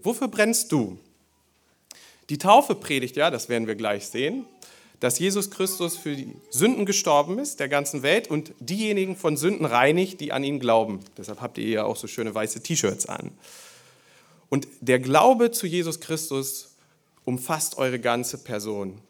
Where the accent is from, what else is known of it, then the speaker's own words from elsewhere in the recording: Germany; Bei uns in Deutschland